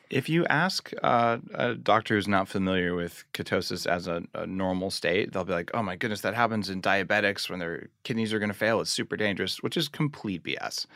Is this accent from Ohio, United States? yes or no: no; New Mexico, United States; I grew up in New Mexico